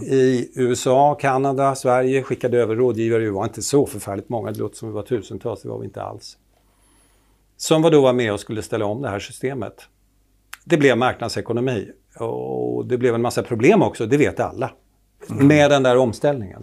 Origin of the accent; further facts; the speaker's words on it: Finland; accent: Finland-Swedish; moved away; jag kommer från Finland från början och talar så här som Mumintroll